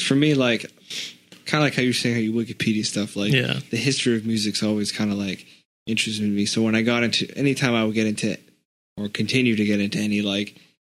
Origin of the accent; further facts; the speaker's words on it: Boston, Massachusetts, United States; being from the area